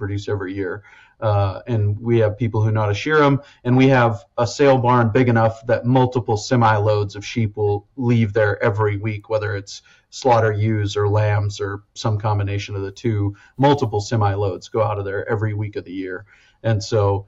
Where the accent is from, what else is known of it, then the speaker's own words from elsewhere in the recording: Western South Dakota, United States; I grew up in Western South Dakota, 15 inches of rain a year.